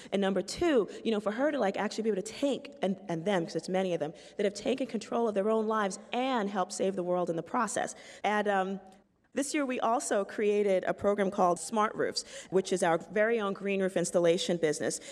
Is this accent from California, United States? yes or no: no; New York City, New York, United States; I'm from the South Bronx, and it's a poor community of color